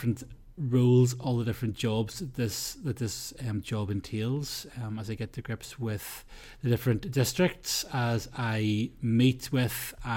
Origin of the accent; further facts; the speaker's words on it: Bangor, Northern Ireland, United Kingdom; I'm from Bangor